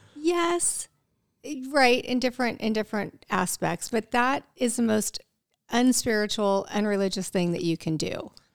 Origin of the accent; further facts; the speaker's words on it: Midwest, United States; I grew up in the Midwest